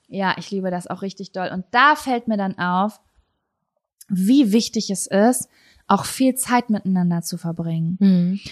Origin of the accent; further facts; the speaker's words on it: Lübbecke, North Rhine-Westphalia, Germany; moved away; ich bin aus der Stadt weggezogen